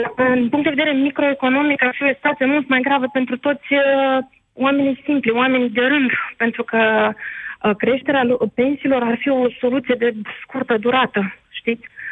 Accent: Moldova; moved away; sunt o româncă cu dublă cetățenie, respectiv din Republica Moldova

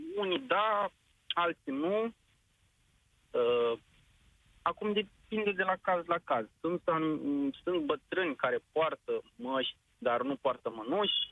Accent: Slobozia, Ialomița County, Romania; Eu sunt din Slobozia și lucrez, uh, de fapt, uh, în distribuție pe călăraș

